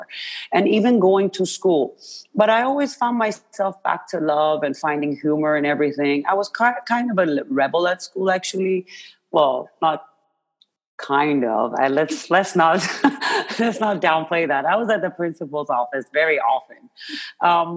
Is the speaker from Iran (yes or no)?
yes; Iran; moved away; I was born and raised in Iran